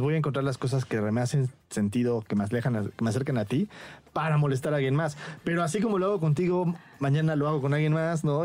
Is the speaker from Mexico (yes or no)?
yes; Mexico; siendo yo eh, mexicano